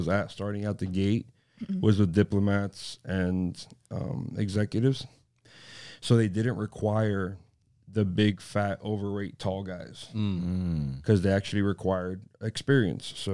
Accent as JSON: {"language": "English", "town": "Miami", "region": "Florida", "country": "United States", "tie": "born or raised there", "said": "Born and raised in South Miami"}